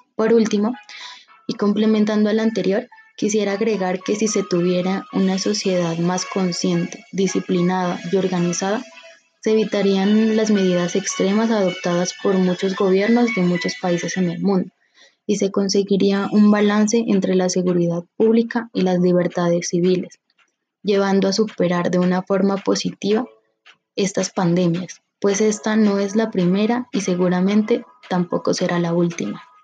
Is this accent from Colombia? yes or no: yes; Colombia